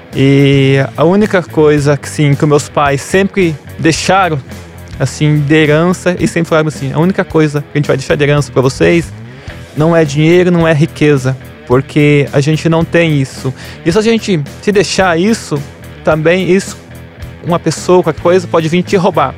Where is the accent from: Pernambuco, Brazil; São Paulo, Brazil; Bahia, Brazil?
São Paulo, Brazil; Apiaí; moved away; eu sou de Apiaí